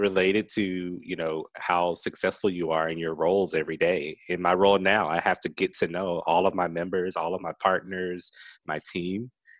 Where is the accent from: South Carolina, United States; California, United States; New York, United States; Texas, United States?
South Carolina, United States; Rock Hill